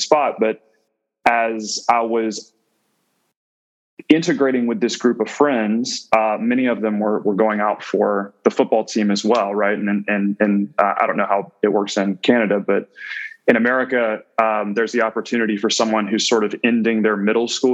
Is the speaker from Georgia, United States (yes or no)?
yes; central Georgia, United States; growing up in Georgia, there's an ecosystem that surrounds you where football is primary, at least in the sort of central Georgian area that I'm from.